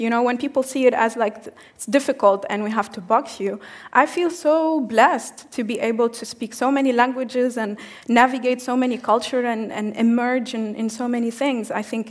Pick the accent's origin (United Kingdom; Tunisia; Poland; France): Tunisia; I come from Tunisia, it's in North Africa